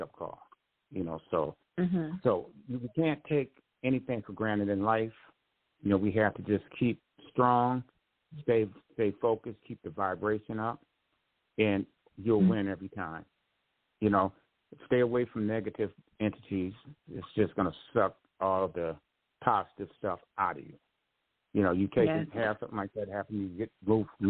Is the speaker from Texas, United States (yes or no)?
no; Grand Rapids, Michigan, United States; moved away; when I was staying at my hometown in Grand Rapids